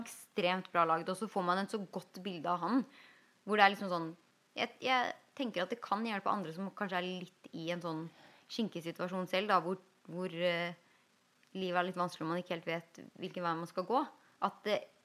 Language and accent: Norwegian; Norway; now in Los Angeles, United States